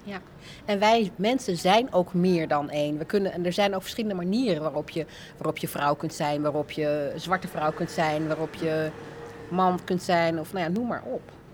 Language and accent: Dutch; Alphen aan de Rijn, South Holland, Netherlands; also born or lived in Rotterdam / Leiden; Ik ben opgegroeid in Alphen aan de Rijn